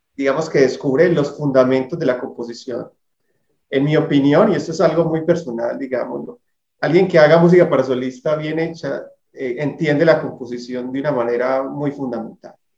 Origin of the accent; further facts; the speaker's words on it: Colombia; el que nos une como colombianos